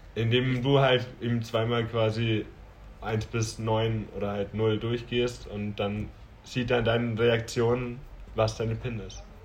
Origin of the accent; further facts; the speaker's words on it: Franconia, Bavaria, Germany; ich bin Franke